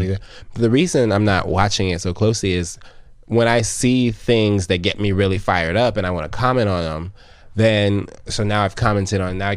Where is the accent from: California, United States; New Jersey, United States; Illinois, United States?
Illinois, United States; Chicago; I grew up on Inglewood, Chicago